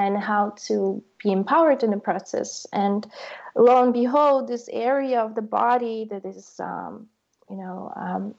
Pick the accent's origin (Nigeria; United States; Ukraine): Ukraine; now in Berlin, Germany; growing up in Ukraine